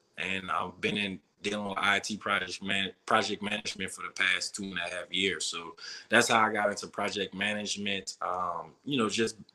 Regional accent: New Orleans, Louisiana, United States; moved away as an adult; growing up in New Orleans, we party, drink, eat

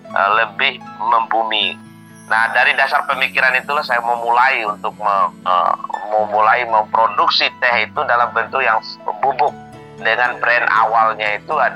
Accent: Indonesia; Midom itu adalah kampung halaman saya.

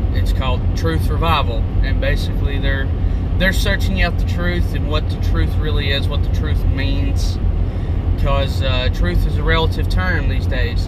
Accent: United States; My nationality is an American

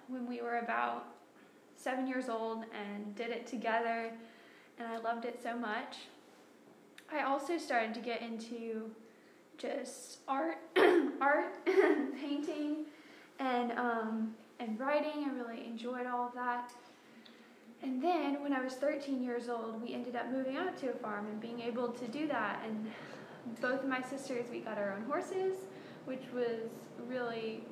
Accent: New Waverly, Texas, United States; moved away; I was born and raised in Texas

